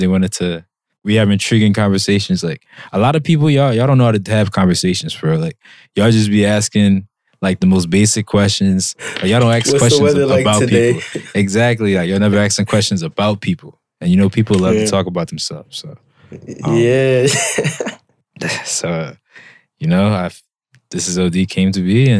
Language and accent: English; Philadelphia, Pennsylvania, United States; moved away; I'm from the city of Philly